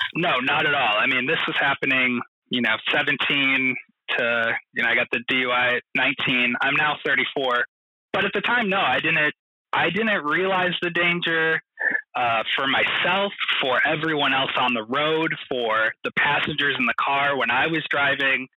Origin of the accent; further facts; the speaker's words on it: small farm town in the Midwest, United States; I moved back to my hometown, the small little farm town